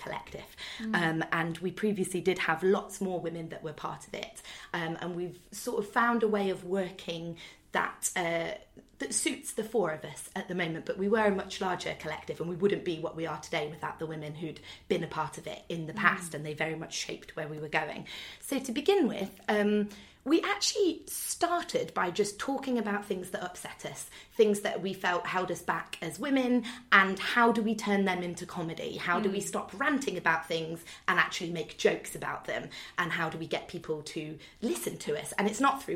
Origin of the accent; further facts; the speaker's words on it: Nottingham, East Midlands, United Kingdom; we're all from Nottingham